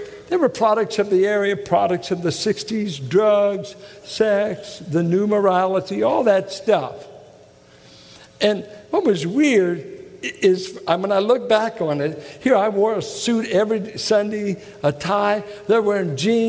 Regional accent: Midwest, United States; I grew up in Midwestern piety, strict holiness circles, no makeup, jewelry, everything, strict, and very subculture.

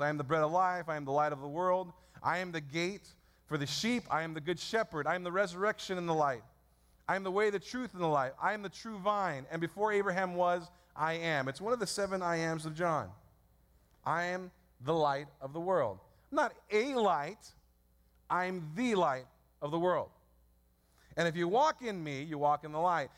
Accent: San Francisco, California, United States; I was born in San Francisco 34 years ago at St. Mary's Hospital.

